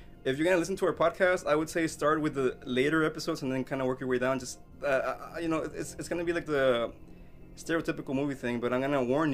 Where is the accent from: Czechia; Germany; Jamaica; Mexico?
Mexico; moved away; I grew up in Mexico